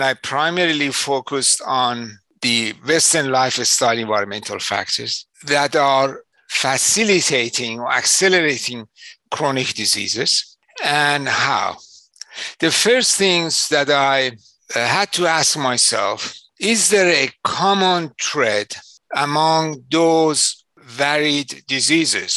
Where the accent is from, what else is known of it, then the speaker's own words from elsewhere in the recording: Iran; moved away as an adult; also born or lived in London, England; now in Chicago, United States; my home country, Iran